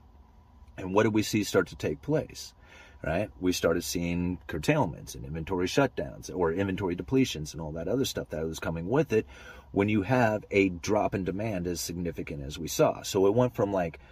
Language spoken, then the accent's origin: English; Pacific Northwest, United States; I am from the Pacific Northwest